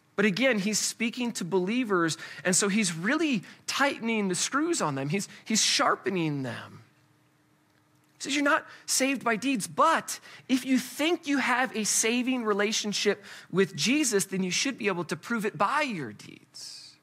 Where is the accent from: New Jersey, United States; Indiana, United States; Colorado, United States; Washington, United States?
Colorado, United States; we're from Colorado